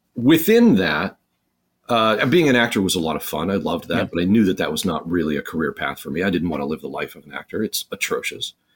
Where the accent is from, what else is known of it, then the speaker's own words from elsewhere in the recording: Chicago, Illinois, United States; I was born in Chicago